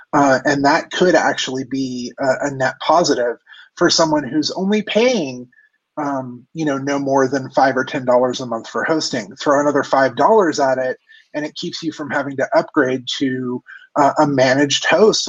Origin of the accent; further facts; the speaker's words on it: California, United States; grew up in Orange County, and around the time of people tuning their Honda Civics